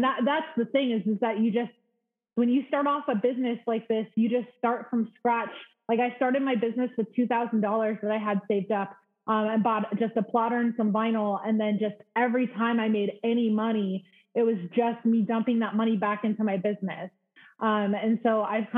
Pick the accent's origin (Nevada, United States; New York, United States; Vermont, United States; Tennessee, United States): Nevada, United States; Las Vegas; also born or lived in Detroit, Michigan; In Vegas. I mean, I was born in Detroit, but I grew up in Vegas